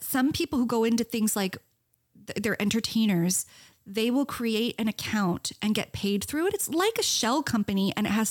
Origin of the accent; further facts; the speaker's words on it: Princeton, New Jersey, United States; I'm from a college town. I'm from Princeton